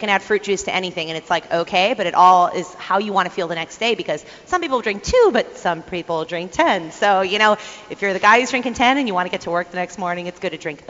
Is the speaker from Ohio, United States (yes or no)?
yes; Ohio, United States; I'm from Ohio